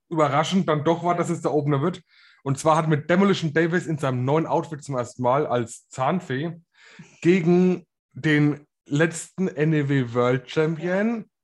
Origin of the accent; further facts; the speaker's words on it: Bavaria, Germany; ich komme aus Bayern, Bro.